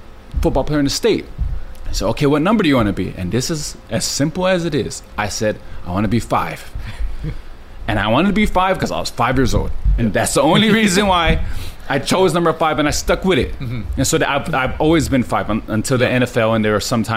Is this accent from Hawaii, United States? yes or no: yes; Laie, Hawaii, United States; I grew up in La'i, on the North Shore